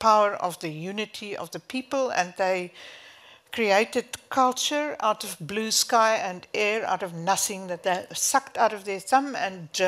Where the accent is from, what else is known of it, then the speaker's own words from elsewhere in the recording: South Africa; moved away as an adult; I moved away from South Africa in 2019.